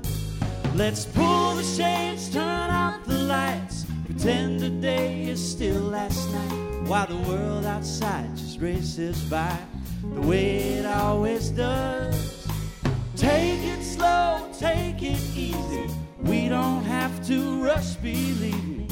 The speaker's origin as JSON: {"language": "English", "region": "Minnesota", "country": "United States", "said": "as a Minnesotan, you either like fall and the cooler temperatures or you live a pretty miserable life here"}